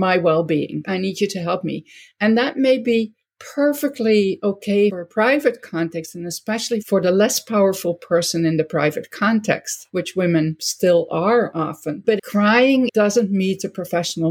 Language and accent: English; Netherlands; now in United States; never fully Dutch anymore, and I'm never fully American either.